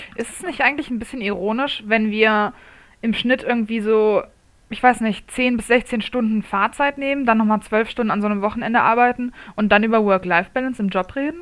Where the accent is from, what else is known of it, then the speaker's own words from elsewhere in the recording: Munich, Bavaria, Germany; in meiner Heimatstadt